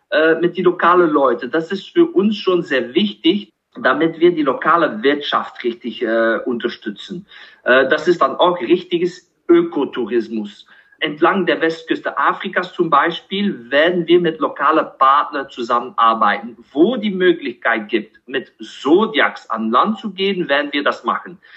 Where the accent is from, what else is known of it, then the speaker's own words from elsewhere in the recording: Kinshasa, DR Congo; moved away; weil ich aufgewachsen bin in Kinshasa, Zaire äh, was jetzt heutzutage als die Demokratische Republik Kongo bekannt ist. Aber ich habe von 1978 bis 1989 äh, in Kinshasa gelebt.